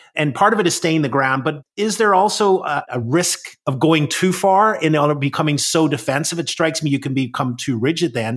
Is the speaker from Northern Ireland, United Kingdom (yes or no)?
yes; Northern Ireland, United Kingdom; I grew up in Northern Ireland